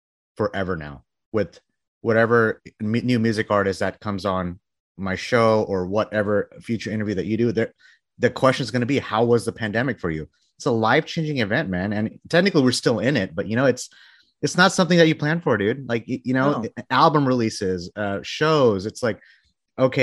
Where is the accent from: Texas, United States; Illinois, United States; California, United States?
Texas, United States; I'm from Texas